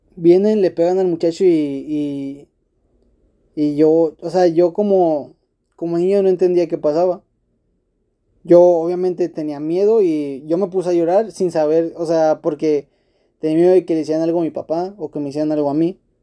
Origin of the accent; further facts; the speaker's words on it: Monterrey, Nuevo León, Mexico; yo como, como regio y como rayo